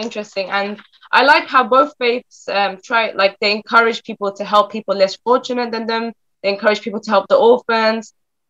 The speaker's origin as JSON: {"language": "English", "region": "London", "country": "United Kingdom", "tie": "born or raised there", "said": "I was raised in London, and I grew up Muslim, and I'm Muslim, but I was around many Christian people."}